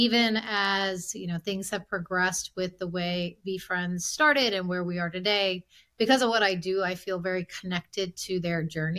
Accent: Silver Spring, Maryland, United States; also born or lived in India; Born and raised in Silver Spring. I grew up in a small business immigrant family

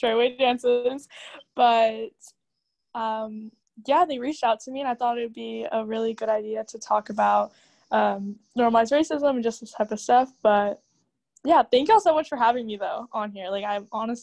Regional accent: United States; I think it's our job as Indian Americans to educate the youth on like what it actually means to be an Indian in America.

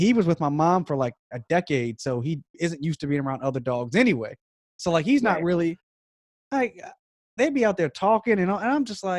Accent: Frederick, United States; moved away; where I grew up at in Frederick, like, it was very isolated

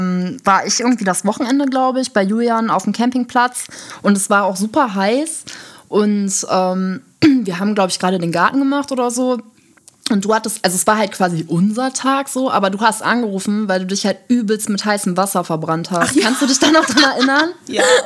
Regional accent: Düsseldorf, North Rhine-Westphalia, Germany; moved away as an adult; now in Essen, Germany; ich komme ursprünglich aus Düsseldorf

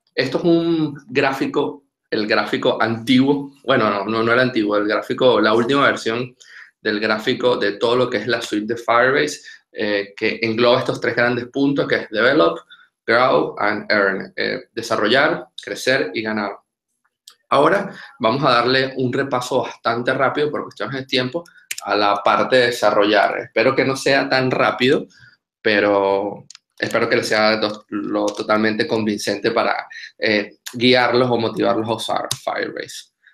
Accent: Venezuela; moved away as an adult; now in Argentina; soy venezolano

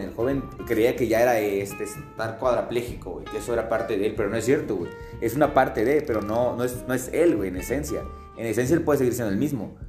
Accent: Tapachula, Chiapas, Mexico; en Tapachula, de donde soy

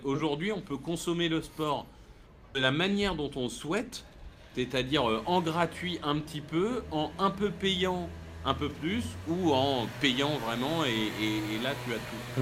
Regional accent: Amiens, Hauts-de-France, France; je suis né à Amiens

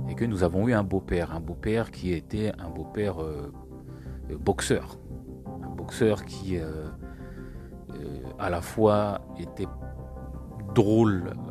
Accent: Île-de-France, France; Alors, j'ai grandi en France, je suis toujours en France, en région parisienne. Mes parents sont arrivés en 79, je suis né en 80.

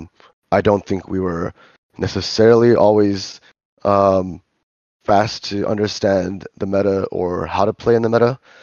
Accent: Los Angeles, California, United States; now in Korea; I'm from L

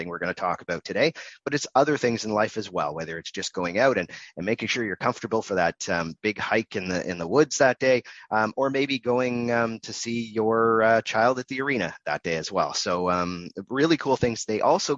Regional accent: Canada; I'm Canadian as well.

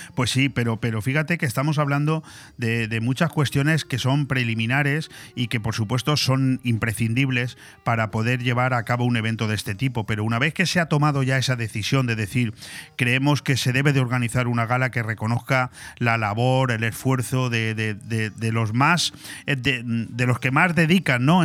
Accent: Benidorm, Valencian Community, Spain; nosotros somos de Benidorm, yo he sido concejal también aquí en el ayuntamiento de Benidorm

